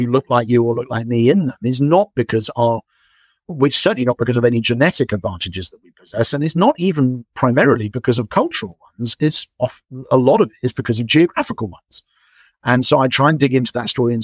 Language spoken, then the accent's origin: English; England, United Kingdom; as an English person